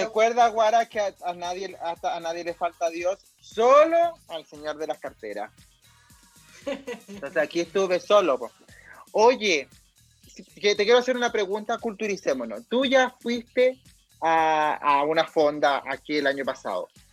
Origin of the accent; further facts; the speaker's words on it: Coquimbo, Chile; now in Santiago, Chile; soy de Coquimbo, soy de la cuarta región